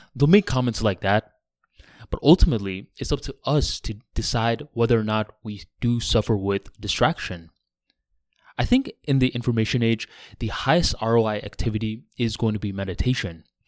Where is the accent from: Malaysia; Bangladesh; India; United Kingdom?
Bangladesh; now in United States; I ended up going to Bangladesh, my home country